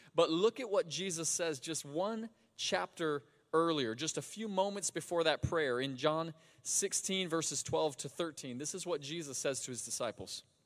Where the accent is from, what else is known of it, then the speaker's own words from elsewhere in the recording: Sebring, Florida, United States; I grew up in Sebring, Florida, about two hours south of here.